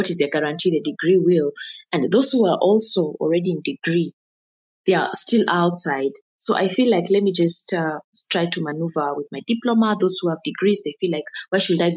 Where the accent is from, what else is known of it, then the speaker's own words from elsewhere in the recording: Nairobi, Kenya; the environment I grew up in Kayole, and the environment had not yet embraced education